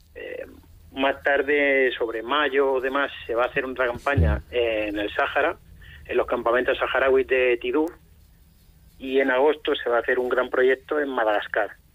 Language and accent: Spanish; Cartagena, Region of Murcia, Spain; yo soy de Cartagena